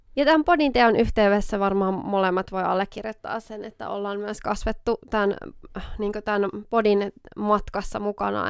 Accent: Oulu, North Ostrobothnia, Finland; accent: Oulu dialect; me tunnetaan Lotan kanssa tuolta ihan lapsuudesta asti, eli ollaan siis Oulusta molemmat kotoisin

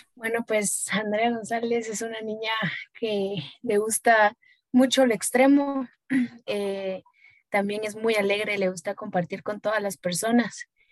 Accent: Guatemala; soy guatemalteca

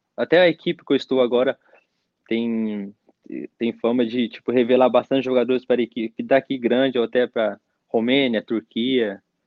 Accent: Mogi das Cruzes, São Paulo, Brazil; moved away as an adult; also born or lived in Curitiba / Portugal / Slovakia; now in Bulgaria; sou de Mogi das Cruzes

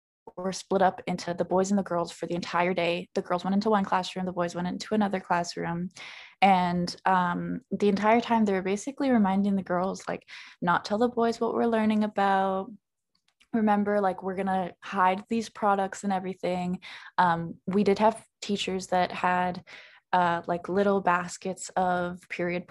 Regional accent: Ontario, Canada; I grew up in Ontario, I was born in Ontario

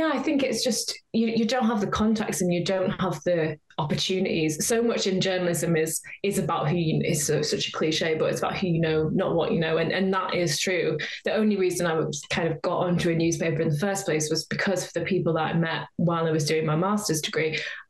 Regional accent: North West England, United Kingdom; now in North East England; I'm from Cumbria originally. I live in the Northeast now, and sometimes people say to me, like, oh, you haven't got a Geordie accent

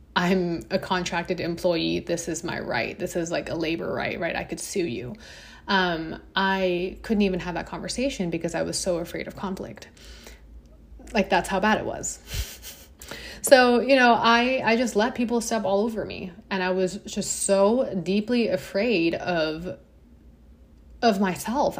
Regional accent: Hong Kong; I grew up in Hong Kong

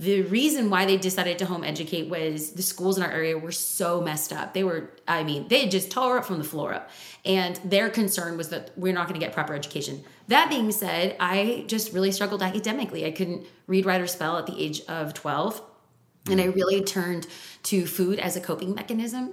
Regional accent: California, United States; we're from California

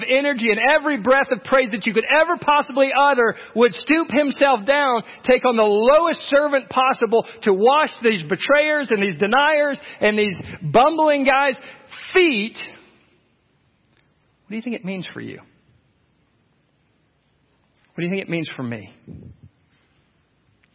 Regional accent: United States; as American Christians

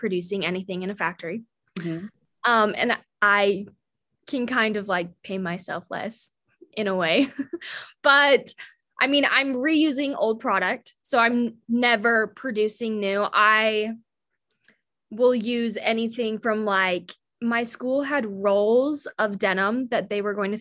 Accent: Salt Lake City, Utah, United States; I'm from Salt Lake City, Utah

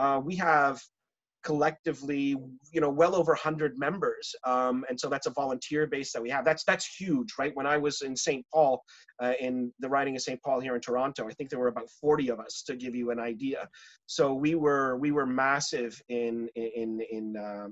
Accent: Pakistan; moved away; I grew up in Pakistan

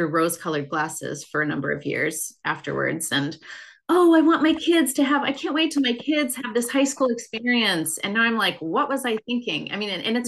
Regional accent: Minnesota, United States; also born or lived in Pennsylvania / Utah; I'm from Minnesota, grew up here.

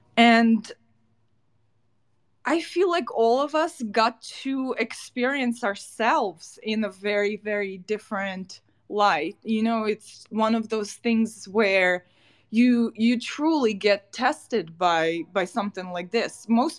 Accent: Bila Tserkva, Kyiv Oblast, Ukraine; English is a second language; moved away as an adult; also born or lived in New York, United States; now in United States; I was born in Bila Tserkva in Ukraine. I moved to the US when I was 19.

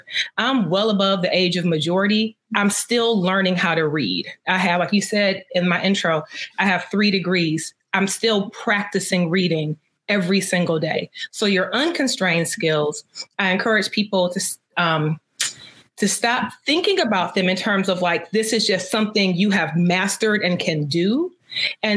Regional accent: Detroit, Michigan, United States; I grew up in Detroit.

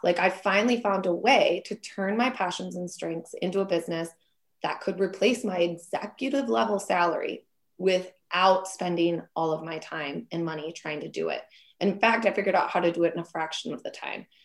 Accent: Minneapolis, Minnesota, United States; now in Wisconsin, United States; I'm from Minneapolis area originally, and now I live in Wisconsin

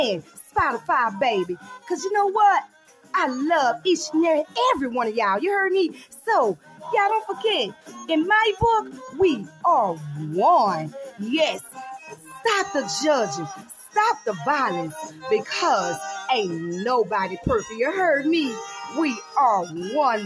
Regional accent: New Orleans, Louisiana, United States; My hometown

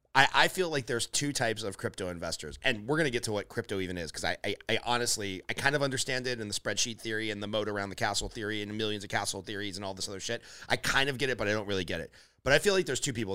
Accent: Glendale, California, United States; I grew up in Glendale, California

